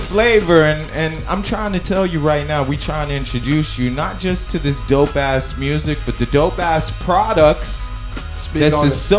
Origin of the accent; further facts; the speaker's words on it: New York City, New York, United States; moved away; also born or lived in Oakland; I grew up in Brooklyn.